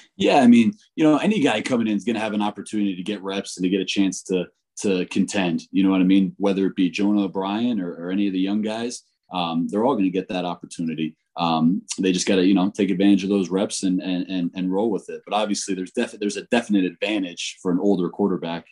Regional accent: Northeast, United States; moved away as an adult; also born or lived in Florida / Ohio; now in Fort Collins, United States; I was born and raised in the Northeast

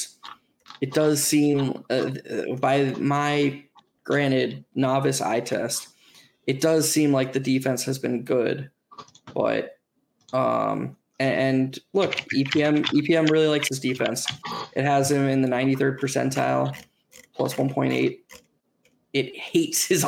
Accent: Chapel Hill, North Carolina, United States; I was born in Chapel Hill

